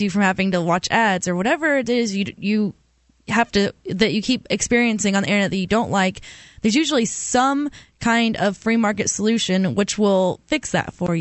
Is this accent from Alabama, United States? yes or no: yes; Auburn, Alabama, United States; Auburn, Alabama, which is my hometown